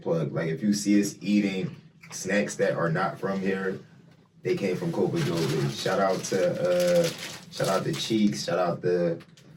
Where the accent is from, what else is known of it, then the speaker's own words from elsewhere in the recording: Philadelphia, Pennsylvania, United States; I'm from Philly